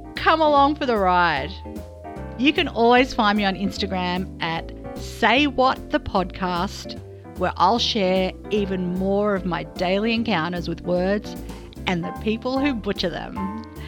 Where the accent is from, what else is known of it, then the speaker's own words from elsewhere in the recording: Australia; as an Australian